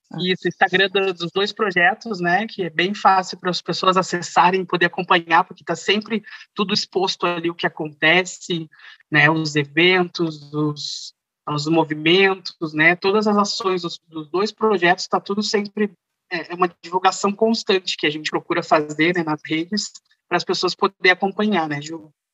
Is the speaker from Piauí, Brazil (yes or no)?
no; Rio Pardo, Rio Grande do Sul, Brazil; Eu sou natural de Rio Pardo, interior aqui do Rio Grande do Sul